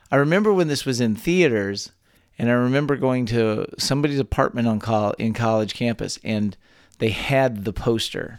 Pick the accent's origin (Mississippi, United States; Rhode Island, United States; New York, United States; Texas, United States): Texas, United States; born or raised there